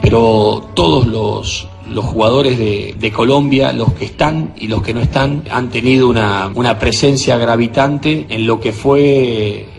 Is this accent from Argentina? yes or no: yes; Argentina